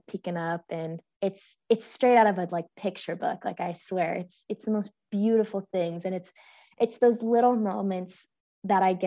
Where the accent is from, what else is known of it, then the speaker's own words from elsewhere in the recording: San Francisco, California, United States; I'm from San Francisco.